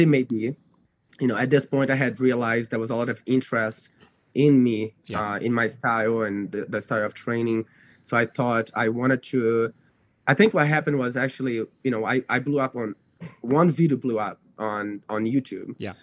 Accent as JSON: {"language": "English", "country": "Brazil", "tie": "born or raised there", "second_language": "English", "moved": "as an adult", "lives_now": "United States", "said": "because I was born in the U.S., I grew up in Brazil."}